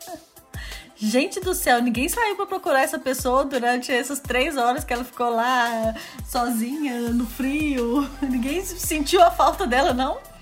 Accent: Belo Horizonte, Minas Gerais, Brazil; now in France; que eu fui nascer em Belo Horizonte

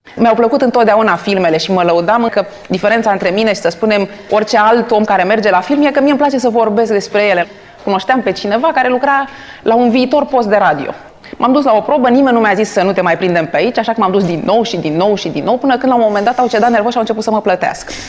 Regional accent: Bucharest, Romania; M-am născut în București, în București noi

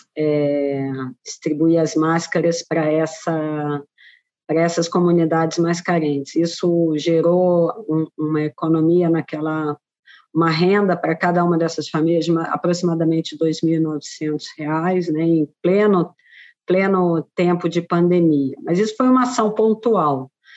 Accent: Brazil

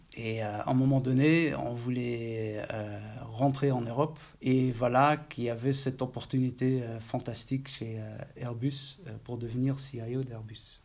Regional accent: Maastricht, Limburg, Netherlands; French is a second language; moved away as an adult; also born or lived in Eindhoven, Netherlands / Paris, France; Je suis né à Maastricht, étudié à Eindhoven.

